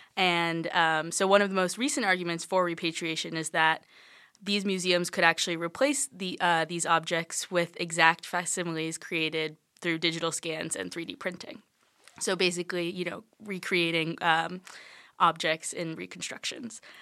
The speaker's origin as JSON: {"language": "English", "town": "Charleston", "region": "South Carolina", "country": "United States", "said": "I'm from Charleston, South Carolina."}